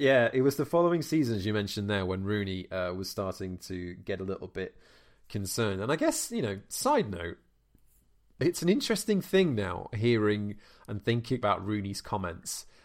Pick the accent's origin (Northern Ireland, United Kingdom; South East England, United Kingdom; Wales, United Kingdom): Wales, United Kingdom; as a Welshman